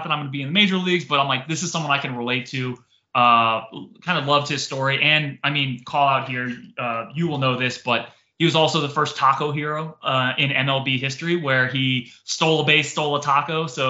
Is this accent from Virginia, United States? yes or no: yes; Northern Virginia, United States; growing up in Northern Virginia